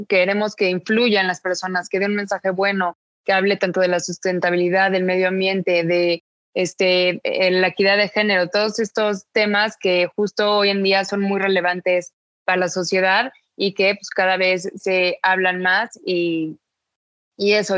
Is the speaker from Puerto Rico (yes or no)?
no; Mexico